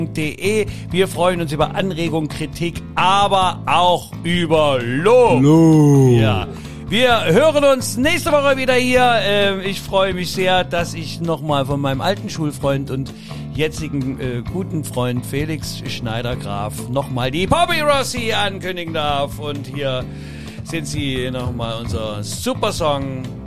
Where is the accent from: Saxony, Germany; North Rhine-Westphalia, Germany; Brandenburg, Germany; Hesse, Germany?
Saxony, Germany; Wir sind das kleine zänkische Bergvolk, Sachsen